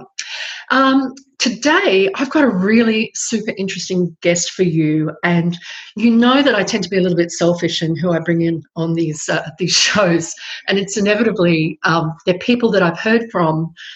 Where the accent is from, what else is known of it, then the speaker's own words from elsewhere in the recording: Queensland, Australia; now in Melbourne, Australia; I'm a Queenslander, and I grew up with baseball and soccer in the household